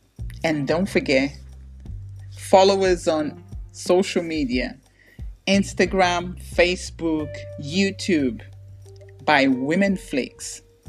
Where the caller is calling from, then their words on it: London, United Kingdom; London, UK, definitely.